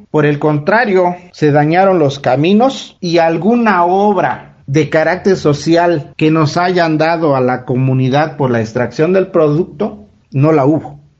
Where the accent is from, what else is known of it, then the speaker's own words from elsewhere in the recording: Cuyamecalco Villa de Zaragoza, Oaxaca, Mexico; yo soy originario, nativo de Cuyamecalco, Villa de Zaragoza.